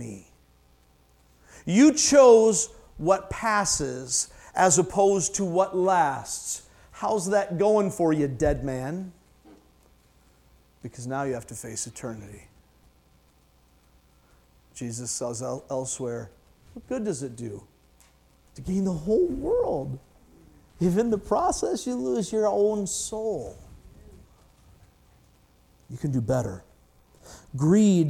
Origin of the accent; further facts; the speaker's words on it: Michigan, United States; I'm from Michigan, I say futile